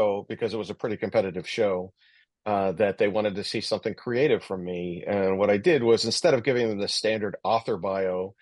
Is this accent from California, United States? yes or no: no; Pittsburgh, Pennsylvania, United States; born of steel, fire, and black wind, I'm from Pittsburgh, which is a lot like Sheffield